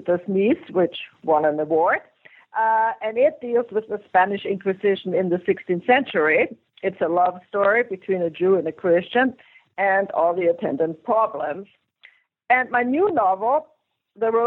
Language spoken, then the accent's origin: English; Vienna, Austria; English is a second language; moved away; I'm an immigrant. I come from Vienna, Austria, and so I had to learn English first.